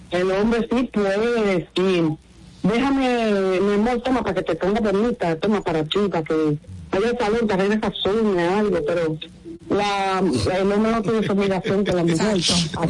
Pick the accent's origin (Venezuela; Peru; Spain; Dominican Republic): Dominican Republic; now in United States; yo soy dominicana.